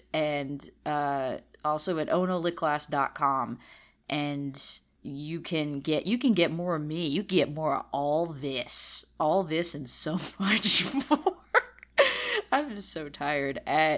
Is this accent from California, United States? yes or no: yes; California, United States; I don't believe in the internet. I'm from California.